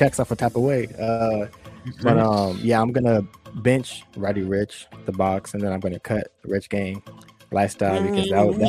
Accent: San Diego, California, United States; we're from the West Coast. You know, we're from San Diego. You know, we're 15 minutes from Mexico.

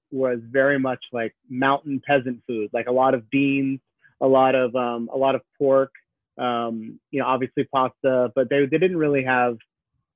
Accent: Wilmington, Delaware, United States; I grew up in Wilmington, Delaware

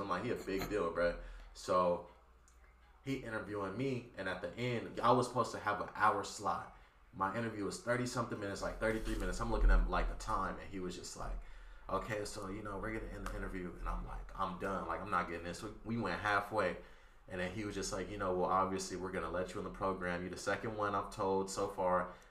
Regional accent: Compton, California, United States; I'm from Compton too

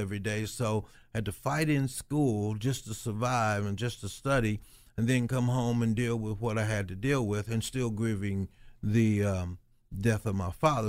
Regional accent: Dayton, Ohio, United States; the guys that I grew up with in West Dayton

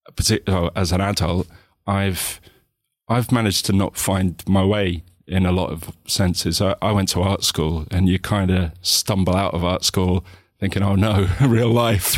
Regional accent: United Kingdom; also born or lived in islands of Scotland; as British people

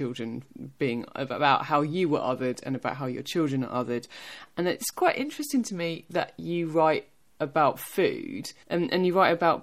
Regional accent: Essex, East of England, United Kingdom; I'm from Essex

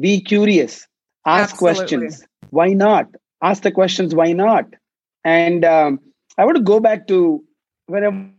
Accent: India; moved away as an adult; now in Silicon Valley, United States; I grew up in India

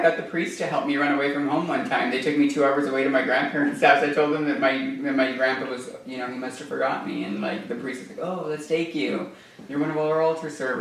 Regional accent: Silver City, New Mexico, United States; moved away; also born or lived in Arizona; I was born in Silver City, New Mexico. Um, I grew up in a mining community

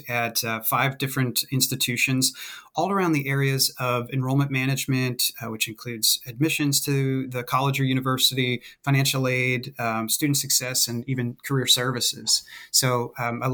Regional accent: Maine, United States; moved away as an adult; also born or lived in West Virginia; I'm originally from Maine, and I wanted to go away to college somewhere

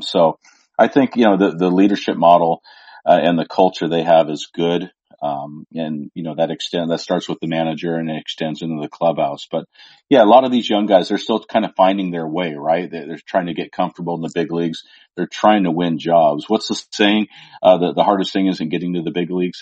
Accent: the Northwest, Pacific Northwest, United States; someone who grew up in the Northwest

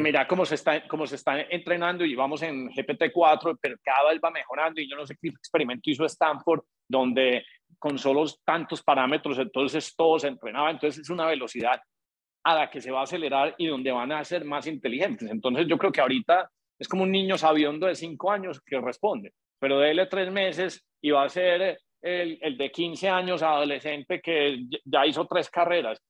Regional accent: Colombia; now in United States; nosotros somos colombianos y llega uno a Estados Unidos

